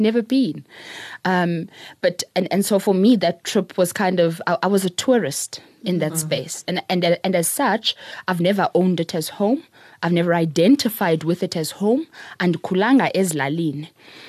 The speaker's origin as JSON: {"language": "English", "town": "Queenstown", "region": "Eastern Cape", "country": "South Africa", "said": "So we're from Queenstown. On my first trip there, and I might be taking things a bit further than what I should, but on my first trip to Ewu, I was with my mother."}